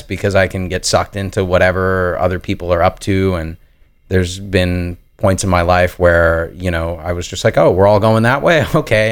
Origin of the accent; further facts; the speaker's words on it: New York, United States; growing up in New York and then going to school there